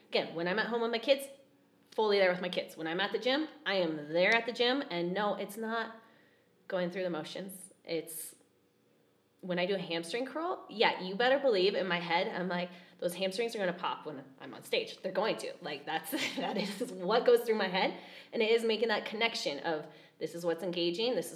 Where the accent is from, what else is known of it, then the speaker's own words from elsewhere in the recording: Fort Collins, Colorado, United States; Okay. I grew up in Fort Collins.